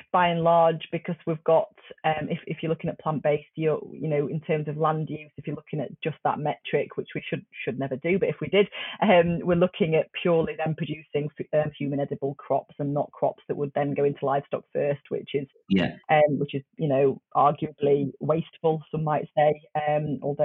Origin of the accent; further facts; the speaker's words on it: just outside Sheffield, Yorkshire and the Humber, United Kingdom; I was brought up just outside Sheffield